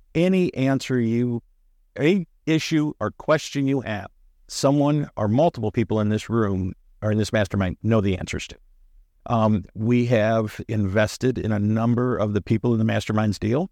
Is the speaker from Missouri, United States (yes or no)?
yes; St. Louis, Missouri, United States; we're from Saint Louis